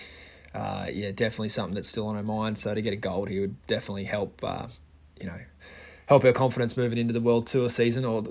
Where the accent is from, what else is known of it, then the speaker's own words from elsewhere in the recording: Australia; as a Aussie